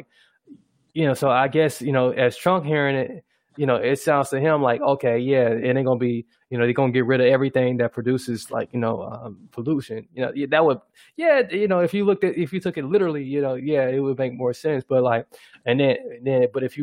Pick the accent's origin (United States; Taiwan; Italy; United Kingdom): United States; as an American